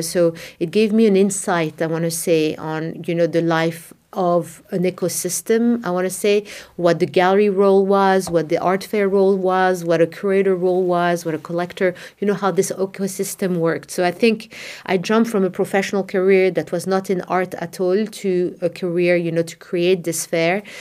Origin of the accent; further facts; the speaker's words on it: Casablanca, Casablanca-Settat, Morocco; I was born and raised in Morocco